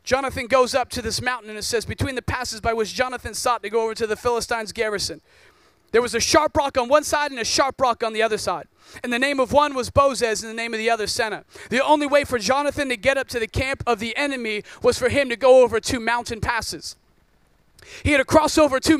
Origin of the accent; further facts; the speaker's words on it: Oregon, United States; I grew up in Oregon, rains all the time.